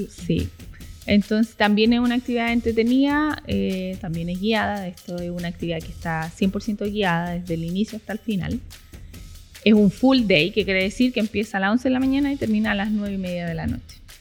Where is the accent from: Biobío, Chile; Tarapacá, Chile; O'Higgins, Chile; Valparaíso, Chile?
Tarapacá, Chile; Iquique; somos psiquiqueñas, pero no conocemos nuestro lugar donde habitamos